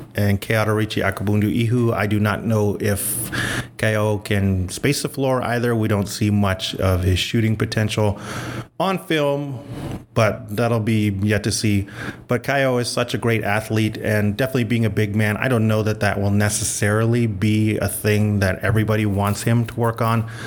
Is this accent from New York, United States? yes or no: no; Albuquerque, New Mexico, United States; I'm originally from Albuquerque, New Mexico.